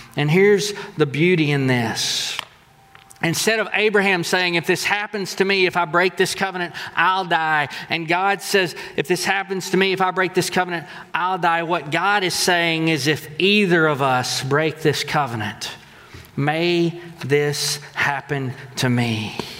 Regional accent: Texas, United States; We're from Texas

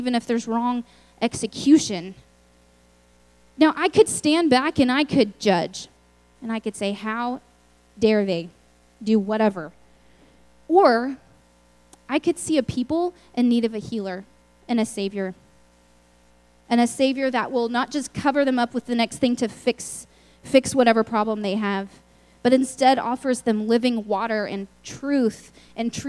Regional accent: Lubbock, Texas, United States; I'm from Lubbock, Texas, which is far away

